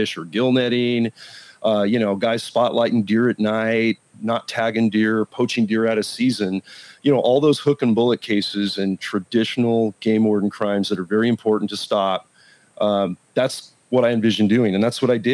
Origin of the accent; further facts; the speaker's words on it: Silicon Valley, California, United States; I've now transferred back up to the Silicon Valley. I'm back in my hometown